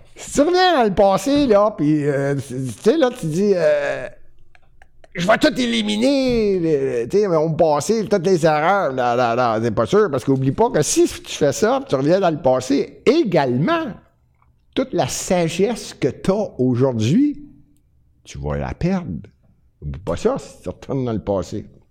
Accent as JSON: {"language": "French", "town": "Montreal", "region": "Quebec", "country": "Canada", "said": "c'est Montréal, puis je suis Montréalais"}